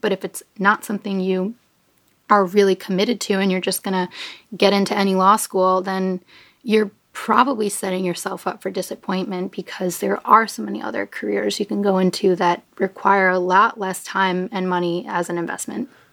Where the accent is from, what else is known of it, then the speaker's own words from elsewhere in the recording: New York, United States; I'm from New York